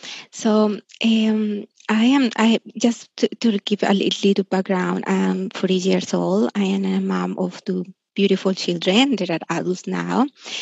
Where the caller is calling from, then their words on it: Australia; I'm calling from Australia